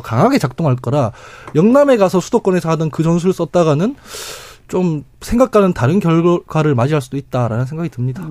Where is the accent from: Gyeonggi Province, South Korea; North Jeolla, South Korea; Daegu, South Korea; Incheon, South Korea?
Daegu, South Korea; 제가 대구 출신인데